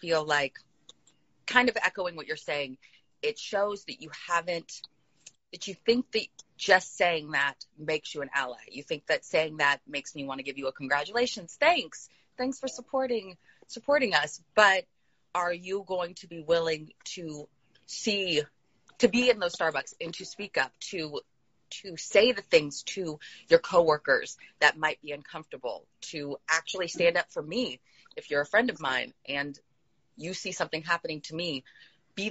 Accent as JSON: {"language": "English", "region": "California", "country": "United States", "also_born_or_lived": "the South", "moved": "as an adult", "said": "I am from California. Mm-hmm. And I was raised in a very diverse home, but then I moved to the South as an adult."}